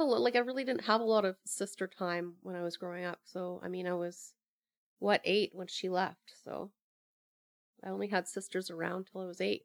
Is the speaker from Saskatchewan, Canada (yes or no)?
no; Sooke, British Columbia, Canada; moved away as an adult; also born or lived in Alberta / Victoria; now in Pender Island, Canada; I grew up in Sioux, went to school there, went to high school there